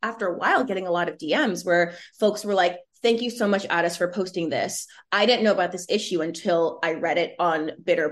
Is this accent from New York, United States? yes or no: yes; New York City, New York, United States; also born or lived in Connecticut; born and raised in Brooklyn, New York. My family's Caribbean, so I'm first gen